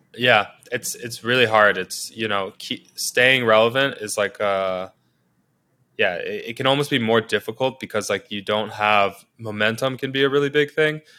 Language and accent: English; New York City, New York, United States; I can't speak to growing up anywhere else 'cause this is where I grew up